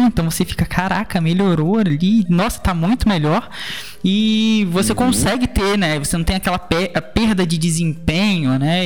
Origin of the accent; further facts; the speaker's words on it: Brazil; eu sou brasileiro também